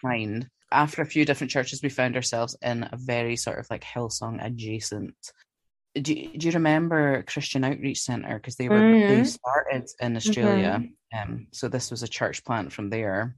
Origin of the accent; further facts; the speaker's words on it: Glasgow, Scotland, United Kingdom; I'm from Glasgow in Scotland